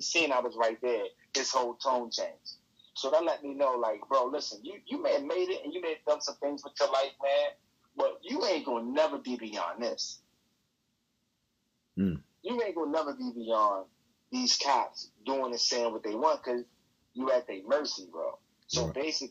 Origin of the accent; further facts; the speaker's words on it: Baltimore, Maryland, United States; I'm from Baltimore